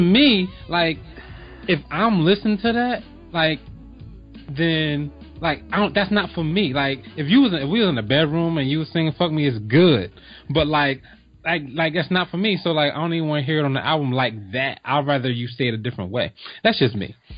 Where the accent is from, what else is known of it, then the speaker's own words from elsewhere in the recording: East Coast, United States; I grew up on the East Coast